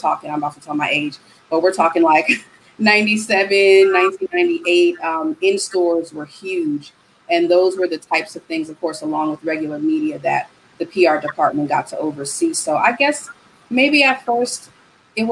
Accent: New York City, New York, United States; moved away as an adult; also born or lived in Atlanta, Georgia; now in Houston, United States; born and raised in the Bronx, New York, but currently residing in Houston, Texas

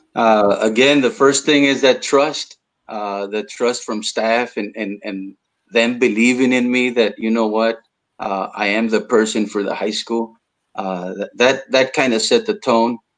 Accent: South Texas, United States; first language Spanish; English is a second language; here in south texas we we have our own vernacular

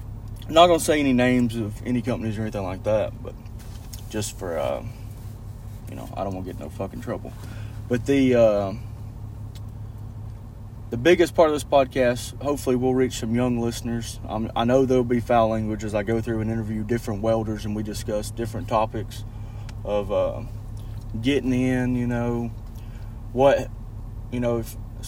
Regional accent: Alabama, United States; moved away as an adult; now in West Texas, United States; I moved from Alabama when I was 20 to West Texas

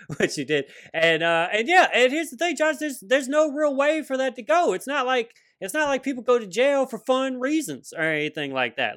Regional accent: Louisiana, United States; now in Seattle, United States; I'm from Louisiana

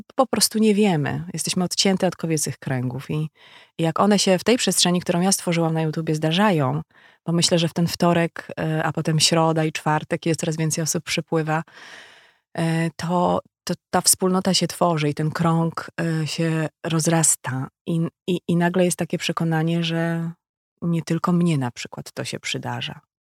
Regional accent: Legnica, Lower Silesian Voivodeship, Poland; moved away

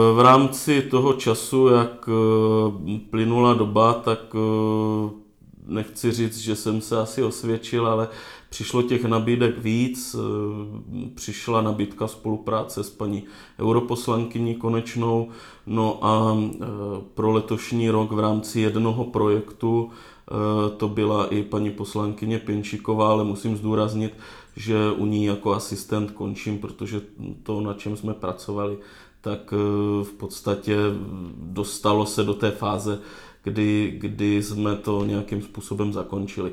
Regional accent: Moravia, Czechia; jsem z Moravia, z venkova

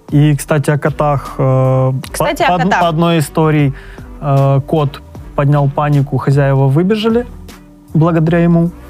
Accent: Odesa, Odesa Oblast, Ukraine; из Одессы, я просто бухаю.

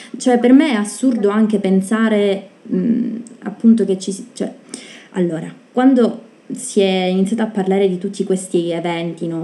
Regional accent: Sicily, Italy; noi siamo siciliane

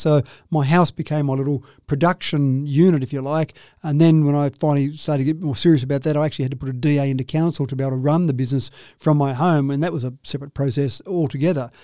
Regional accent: Dubbo, New South Wales, Australia; I grew up in Dubbo.

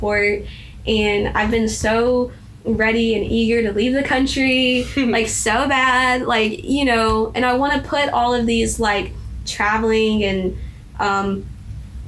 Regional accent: Mississippi, United States; I was from Mississippi

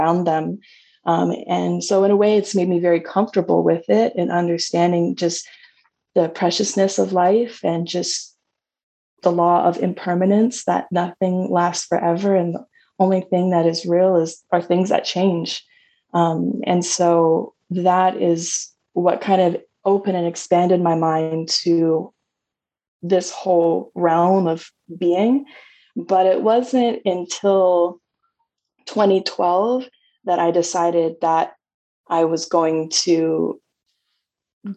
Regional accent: Toronto, Ontario, Canada; moved away; I was from Canada. I grew up in Toronto, Ontario

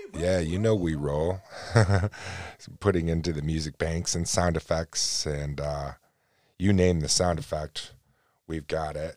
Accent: United States; me being an American

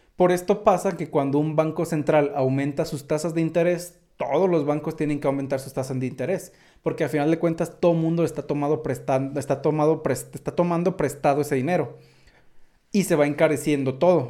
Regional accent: Mexico; accent: mexicano; soy mexicano

